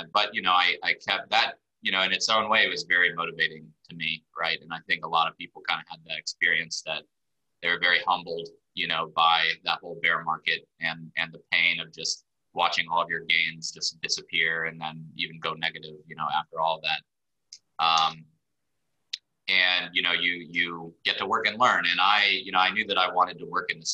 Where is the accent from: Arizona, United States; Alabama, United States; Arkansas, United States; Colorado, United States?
Alabama, United States; Birmingham; moved away as an adult; also born or lived in Israel / Washington, D.C.; moved to Birmingham, Alabama, grew up there, went to college in DC